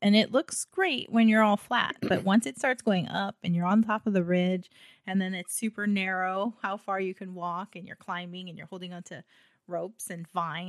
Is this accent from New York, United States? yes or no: no; Hawaii, United States; I was from Hawaii